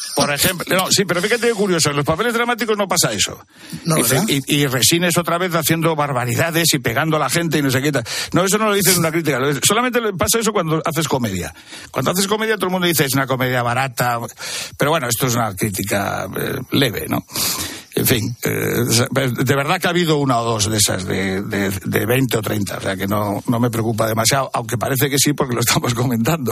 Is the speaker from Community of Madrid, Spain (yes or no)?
yes; Madrid, Community of Madrid, Spain; born or raised there; also born or lived in Torrelavega, Cantabria